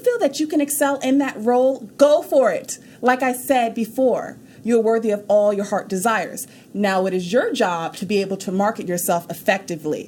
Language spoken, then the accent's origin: English; New York, United States; also born or lived in Houston, Texas; now in Dallas, United States; I'm from New York